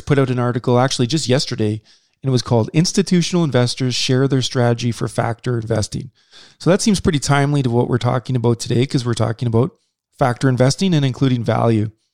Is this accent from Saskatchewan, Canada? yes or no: yes; Saskatchewan, Canada; we're from Saskatchewan